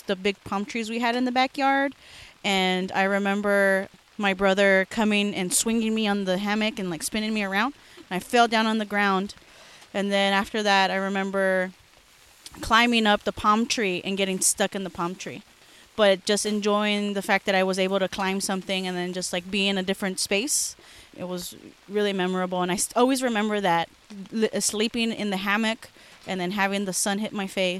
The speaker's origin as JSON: {"language": "English", "town": "Los Angeles", "region": "California", "country": "United States", "tie": "born or raised there", "said": "I'm from Los Angeles, California. Grew up in K-Town, a concrete jungle."}